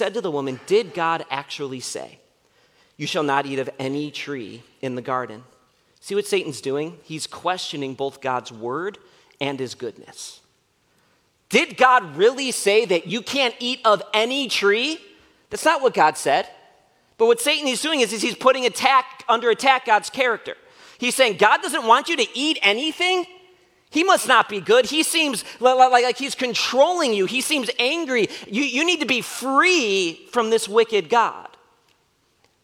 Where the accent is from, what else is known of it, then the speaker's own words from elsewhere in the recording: Wheaton, Illinois, United States; growing up in Wheaton